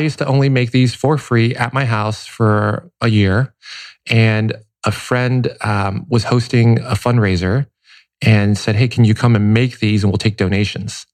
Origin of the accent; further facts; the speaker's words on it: Cincinnati, Ohio, United States; also born or lived in Taipei, Taiwan; now in Los Angeles, United States; Taipei until seven, and then Cincinnati, Ohio after that.